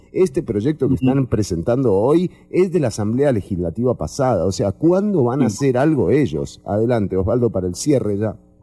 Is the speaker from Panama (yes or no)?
no; Costa Rica; como sociedad costarricense